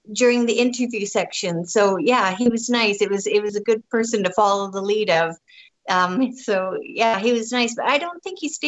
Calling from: British Columbia, Canada; Um, I'm in British Columbia. Um, I'm 40 miles north of the Montana border. So I'm in the southeast corner, right on the Alberta border, Montana border.

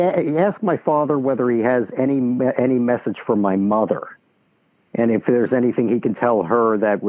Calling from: Scarsdale, New York, United States; I am calling from Scarsdale, New York.

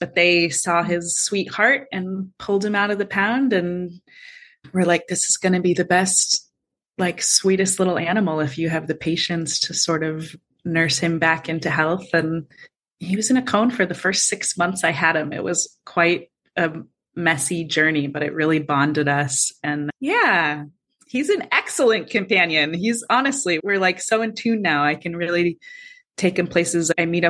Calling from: Los Angeles, California, United States; I am streaming in from Los Angeles, California. I live here with my small dog

